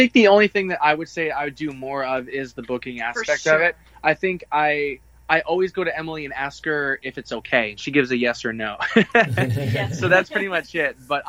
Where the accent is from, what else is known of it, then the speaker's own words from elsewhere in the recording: Canada; I'm Canadian